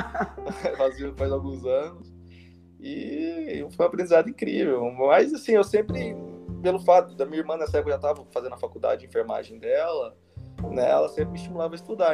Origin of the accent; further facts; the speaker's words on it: Goiânia, Goiás, Brazil; moved away as an adult; also born or lived in Paraguay; eu sou de Goiânia, Goiás, né? Minha família sempre morou aqui